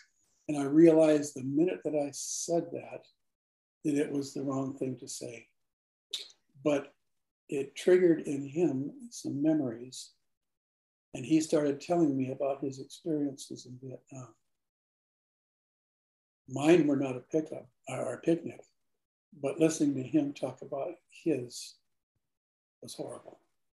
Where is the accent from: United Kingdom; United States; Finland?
Finland; I'm from Finland.